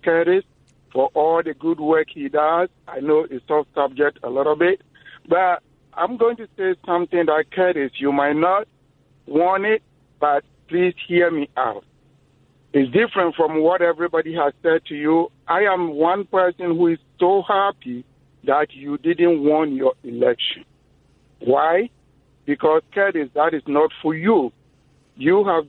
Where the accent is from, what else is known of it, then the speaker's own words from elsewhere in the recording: British Virgin Islands; now in United States; I'm from British Virgin Islands